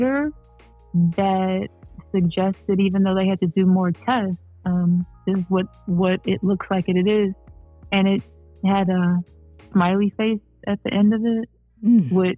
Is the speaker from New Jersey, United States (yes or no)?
no; Cleveland Heights, Ohio, United States; also born or lived in Norfolk, Virginia; I am from Cleveland Heights